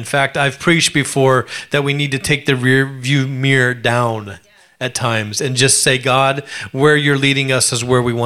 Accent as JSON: {"language": "English", "region": "Alaska", "country": "United States", "tie": "born or raised there", "said": "growing up in Alaska, I was poor"}